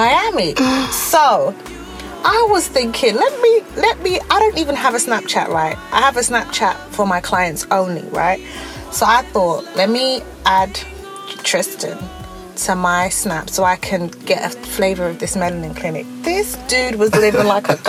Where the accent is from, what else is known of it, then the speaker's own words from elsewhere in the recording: London, United Kingdom; we grew up together in South London on a council estate